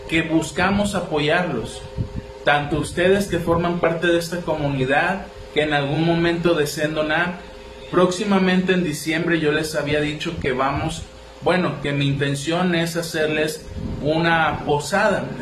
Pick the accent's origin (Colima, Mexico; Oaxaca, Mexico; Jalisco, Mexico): Colima, Mexico; Villa de Álvarez; 4 de octubre, que acá en Villa de Álvarez, de donde yo soy, se, festeja algo que se llama el Día de las Empanadas